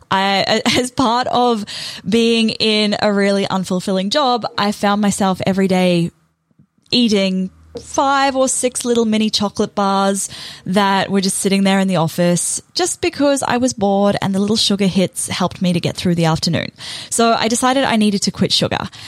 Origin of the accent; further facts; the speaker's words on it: New Zealand; moved away as an adult; now in Australia; I moved to Australia from New Zealand and I landed what I thought was my dream job working for a pretty good company.